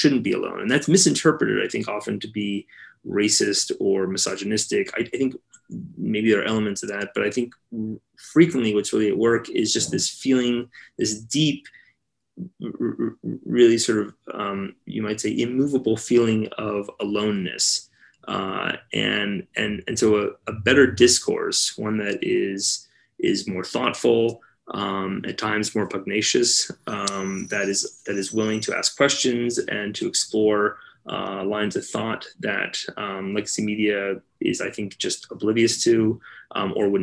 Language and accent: English; Los Angeles, California, United States; Here in Los Angeles.